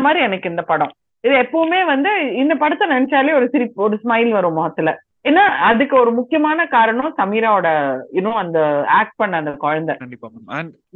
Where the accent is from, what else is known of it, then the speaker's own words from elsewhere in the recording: Tamil Nadu, India; moved away as an adult; now in Karnataka, India; நான் பிறந்து வளர்ந்தது எல்லாம் தமிழ்நாடு இப்ப கடைசி ஏழு வருஷமா கர்நாடகால இருக்கேன்